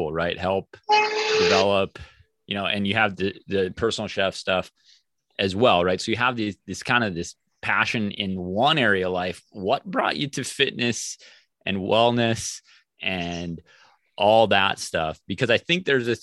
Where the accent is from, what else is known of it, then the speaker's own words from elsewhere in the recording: South Central Minnesota, United States; I'm from South Central Minnesota